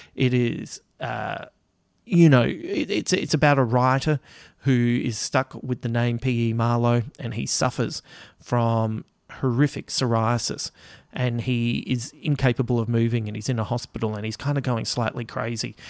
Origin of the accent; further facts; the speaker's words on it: Australia; as an Aussie